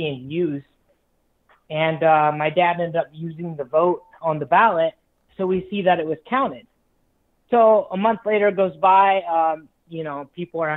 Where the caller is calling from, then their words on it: Los Angeles, California, United States; I'm calling from Los Angeles, Liberalfornia.